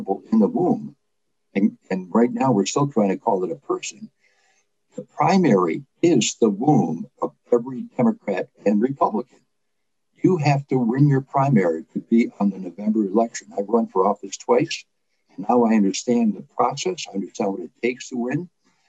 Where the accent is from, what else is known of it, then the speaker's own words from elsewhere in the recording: Detroit, Michigan, United States; also born or lived in Lithuania; I came in from Detroit, I was raised in Detroit, integrated